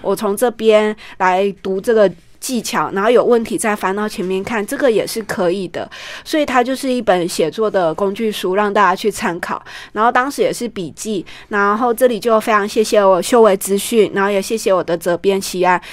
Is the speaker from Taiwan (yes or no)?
yes; Taichung, Taiwan; moved away as an adult; 二零一六年我因为回到我们台中老家